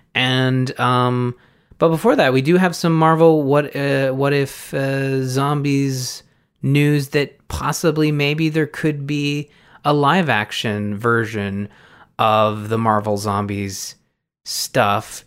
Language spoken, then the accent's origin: English; Canada; as a Canadian